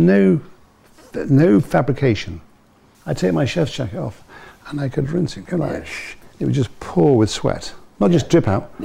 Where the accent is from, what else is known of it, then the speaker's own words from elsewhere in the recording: Leeds, Yorkshire and the Humber, United Kingdom; being born on a Leeds council estate in the 60s